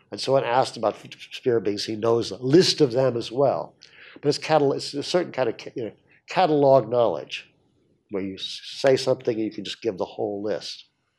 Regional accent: Arkansas, United States

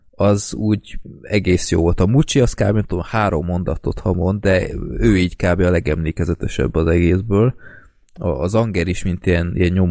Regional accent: Budapest, Hungary; ami budapestiként engem rohadtul felcseszett

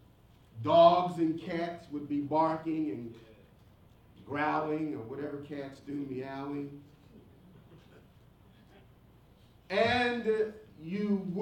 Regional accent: Philadelphia, Pennsylvania, United States; When I grew up in North Philadelphia, there were lots of alleyways.

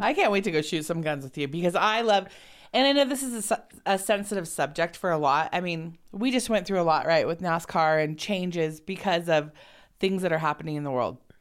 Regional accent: Los Angeles, California, United States; I grew up in Los Angeles

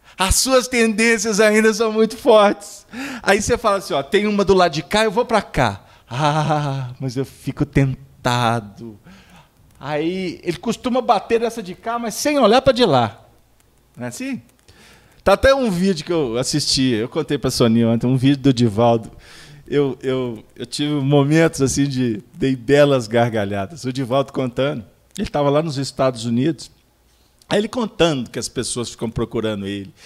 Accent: Dom Joaquim, Minas Gerais, Brazil; Lá na, no interior de Minas, lá na minha terra, Dom Joaquim

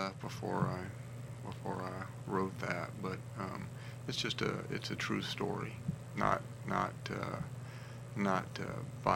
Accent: Roanoke, Virginia, United States; moved away as an adult; also born or lived in Montana; now in Big Timber, Montana, United States; I'm originally from Virginia, but been there for a little over 20 years.

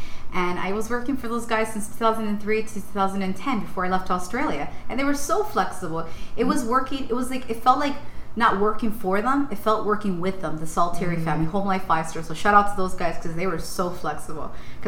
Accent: Ecuador; I'm just a girl that was raised on Glen Park. I'm a girl from Ecuador. I know where I'm from.

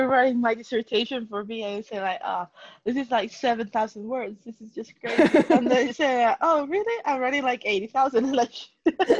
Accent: Mexico; moved away; I'm from Mexico.

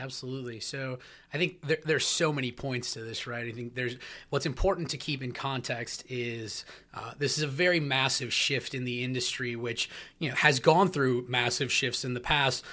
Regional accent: Minneapolis, Minnesota, United States; my hometown of Minneapolis

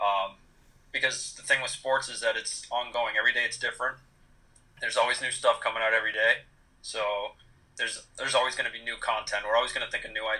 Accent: Maine, United States; moved away as an adult; now in Orlando, United States; I grew up in Maine. Spent the first 18 years of my life there

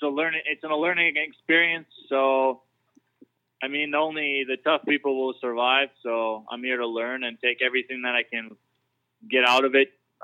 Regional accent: Canada; Still at heart, I'm Canadian, so I would say that my accent's there.

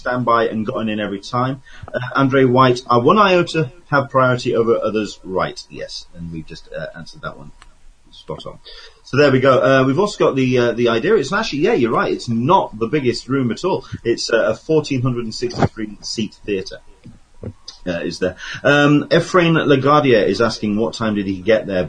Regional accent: England, United Kingdom; I'm English

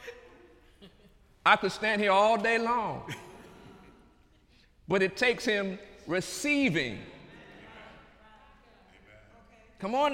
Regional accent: United States; I'm an American

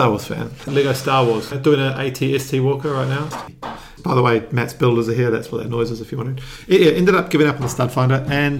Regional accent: New Zealand; I think growing up in New Zealand, my dad got myself and my brother to do lots of little odd jobs.

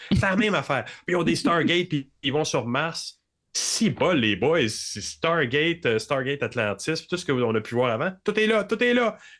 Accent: Montreal, Quebec, Canada; je suis un Montréalais

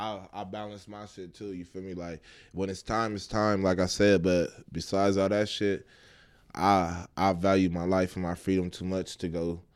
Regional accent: Lancaster, California, United States; Man, look, I'm from

